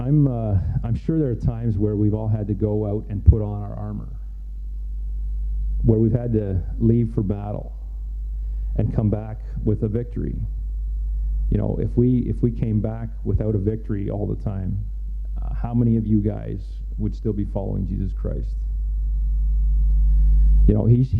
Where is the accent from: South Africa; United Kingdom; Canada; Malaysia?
Canada; also born or lived in Mexico / Haiti; I was born in Mexico. I was about a year and a half old when we moved here to Canada.